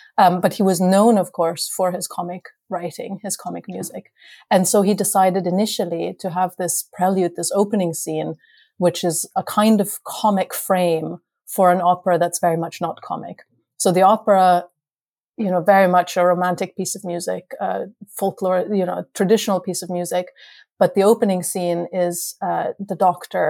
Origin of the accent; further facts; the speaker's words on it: Vienna, Austria; moved away; I grew up in Vienna